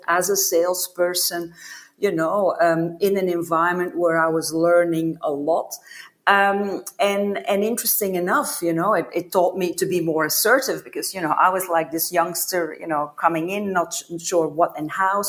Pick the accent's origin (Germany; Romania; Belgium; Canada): Belgium; moved away as an adult; also born or lived in United States / New York / Melbourne; I'm originally from Belgium and kind of left Belgium, I would say 20 years ago when I started to travel for work.